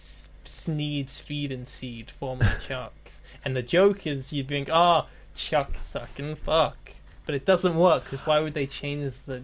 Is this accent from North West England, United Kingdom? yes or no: no; Dorset, South West England, United Kingdom; I'm from a place called Dorset.